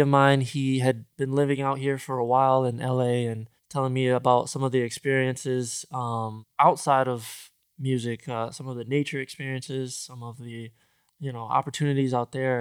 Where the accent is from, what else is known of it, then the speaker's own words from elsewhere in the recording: Grand Rapids, Michigan, United States; moved away as an adult; now in Los Angeles, United States; where I grew up in the Midwest, Grand Rapids, Michigan